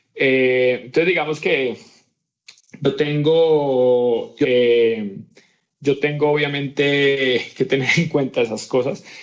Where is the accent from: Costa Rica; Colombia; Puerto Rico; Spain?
Colombia; Cali, Valle del Cauca; niño pues nací en Cali, Colombia